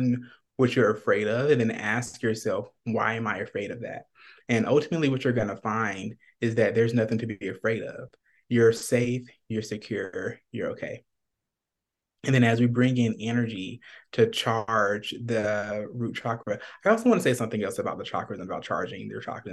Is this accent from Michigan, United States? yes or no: no; Atlanta, Georgia, United States; now in Phoenix, United States; I'm originally from Atlanta, Georgia, and I'm currently in Phoenix